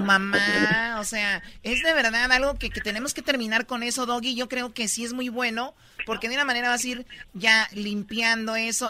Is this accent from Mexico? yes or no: yes; Jalisco, Mexico; yo soy de Jalisco